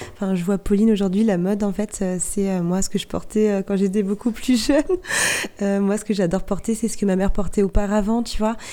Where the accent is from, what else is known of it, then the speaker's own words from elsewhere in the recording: Barfleur, Normandy, France; je suis originaire du Val de serre précisément de Barfleur, où j'ai vécu euh, une belle partie de mon enfance